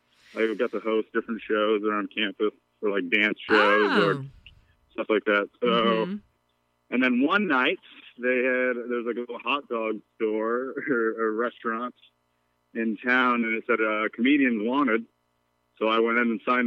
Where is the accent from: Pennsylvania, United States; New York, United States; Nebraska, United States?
New York, United States; upstate; also born or lived in Vermont; now in Brooklyn, United States; And I was born in Vermont, and I moved to upstate New York when I was a baby.